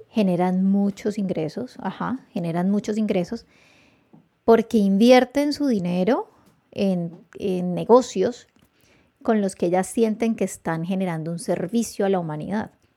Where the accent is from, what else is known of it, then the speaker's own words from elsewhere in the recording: Palmira, Valle del Cauca, Colombia; yo me crié en el Ingenio Manuelita y mi papá trabajó 25 años en el Ingenio Manuelita